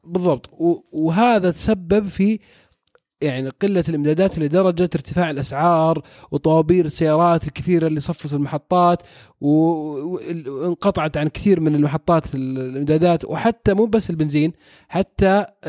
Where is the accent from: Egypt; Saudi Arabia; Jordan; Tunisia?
Saudi Arabia; عندنا في السعوديه